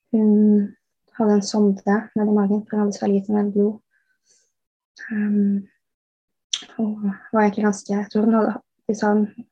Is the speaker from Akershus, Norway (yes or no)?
yes; Bærum, Akershus, Norway; moved away as an adult; now in England, United Kingdom; jeg er oppvokst i Bærum. Men eh, nå bor jeg i England